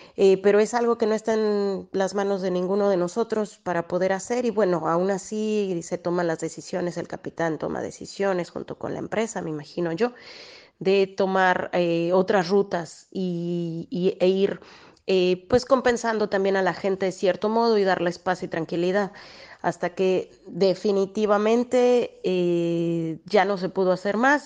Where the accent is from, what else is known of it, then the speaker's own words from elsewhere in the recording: Mexico; now in Italy; como mexicanos